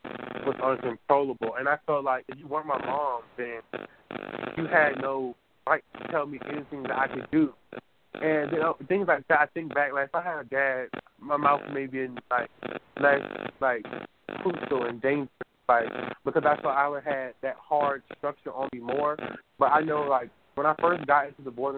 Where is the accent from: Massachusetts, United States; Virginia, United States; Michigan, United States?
Virginia, United States; Newport News; I was born really circled down on 12th Street in Newport News